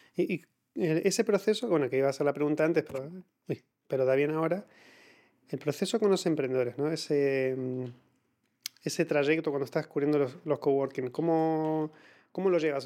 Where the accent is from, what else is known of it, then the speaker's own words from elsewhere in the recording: Argentina; los argentinos tendemos a hablar muchísimo